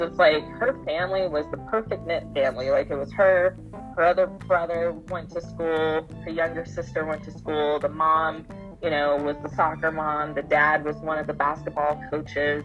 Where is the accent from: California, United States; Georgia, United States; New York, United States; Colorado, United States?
Colorado, United States; Colorado Springs; now in Denver, United States; I grew up in Colorado Springs, Colorado, and now I live in Denver